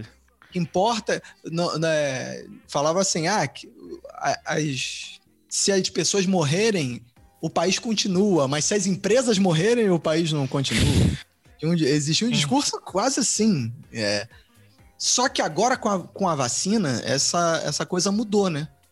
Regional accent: Brazil; quando eu era criança é, no Brasil

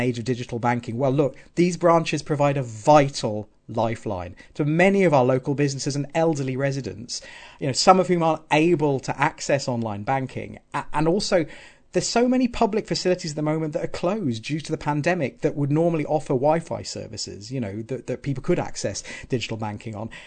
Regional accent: Southampton, South East England, United Kingdom; also born or lived in Wales; now in Pontyclun, United Kingdom; I'm from Southampton originally

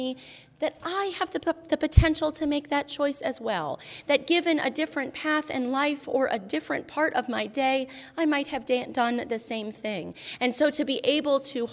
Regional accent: Albany, New York, United States; Albany, New York, which actually happens to be my hometown

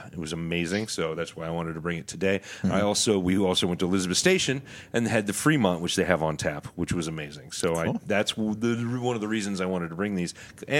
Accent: Canada; Well, I'm going to because I'm Canadian, and I think I'm better than the U.S., but I'm still going to apologize for it.

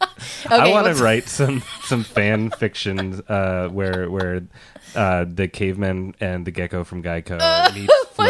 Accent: Eastern Washington, United States; accent: Eastern Washington; Sorry, that's my accent. Yeah. My Eastern Washington

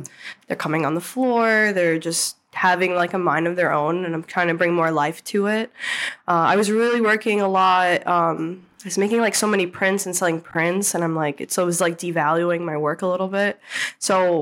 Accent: Albany, New York, United States; also born or lived in New Hampshire; I was back in Albany. I moved home from New Hampshire

